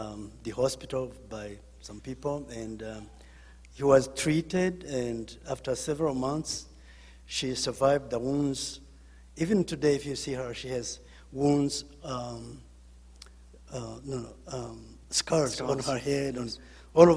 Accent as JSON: {"language": "English", "country": "Rwanda", "moved": "yes", "said": "I'm from Rwanda"}